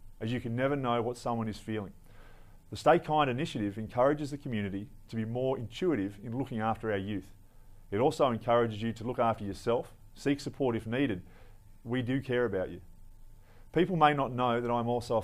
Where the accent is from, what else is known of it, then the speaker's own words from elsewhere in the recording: Australia; My family has for several generations shared a vision of the importance of patriotism and the protection of the Australian people